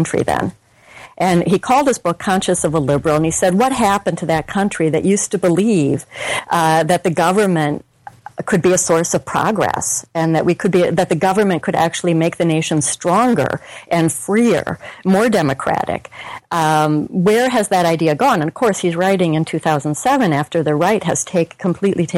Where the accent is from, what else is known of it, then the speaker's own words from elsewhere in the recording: Minnesota, United States; I'm from Minnesota, and I went to the University of Minnesota.